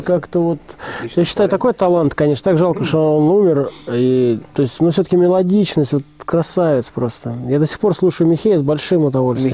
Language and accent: Russian; Saint Petersburg, Russia; я как бы из Питера вроде как